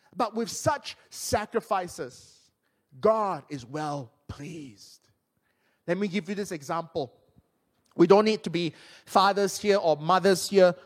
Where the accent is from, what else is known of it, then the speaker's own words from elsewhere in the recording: Penang, Malaysia; my hometown in Penang